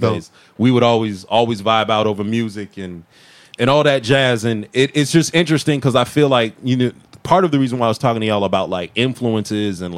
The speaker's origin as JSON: {"language": "English", "town": "Massillon", "region": "Ohio", "country": "United States", "tie": "born or raised there", "moved": "yes", "lives_now": "Atlanta, United States", "said": "I'm from a hella small town called like Maslin, right next to Canton"}